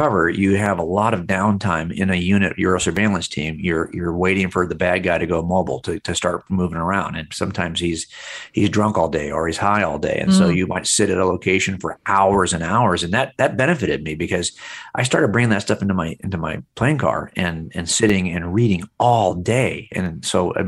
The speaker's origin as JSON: {"language": "English", "area": "Los Angeles County", "region": "California", "country": "United States", "tie": "born or raised there", "said": "I grew up here in Los Angeles County."}